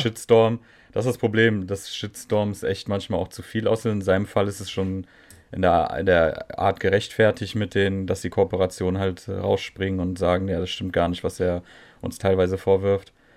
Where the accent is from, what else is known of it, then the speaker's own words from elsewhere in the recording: Netherlands; ich als Holländer